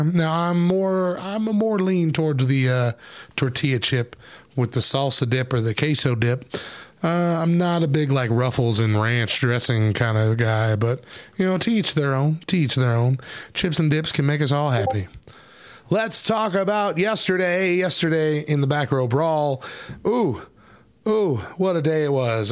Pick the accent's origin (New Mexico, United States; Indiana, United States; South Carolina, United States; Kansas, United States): New Mexico, United States; I grew up in New Mexico. Like, my whole life I've been in New Mexico.